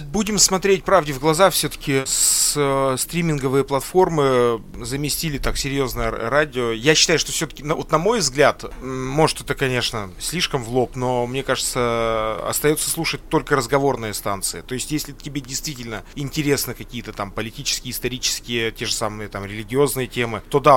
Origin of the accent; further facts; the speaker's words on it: Sverdlovsk Oblast, Russia; Я родился в Свердловской области